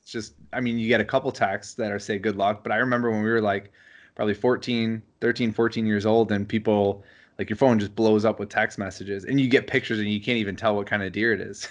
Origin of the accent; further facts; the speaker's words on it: Wisconsin, United States; growing up in Wisconsin